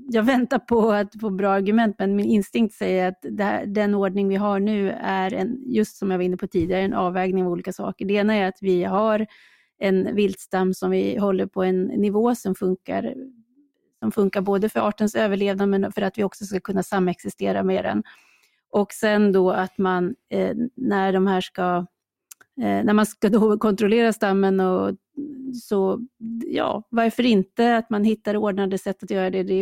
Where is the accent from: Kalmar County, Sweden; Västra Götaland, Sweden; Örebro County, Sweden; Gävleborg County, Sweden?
Gävleborg County, Sweden; Jag är ju från Hälsingland, det är ju vårt landskapsdjur.